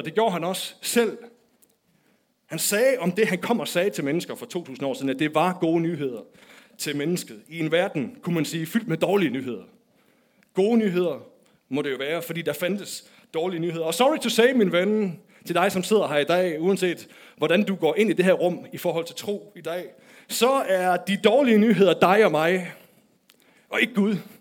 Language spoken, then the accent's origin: Danish; Denmark; da jeg var barn, der voksede jeg op i Nykøbing med Aarhus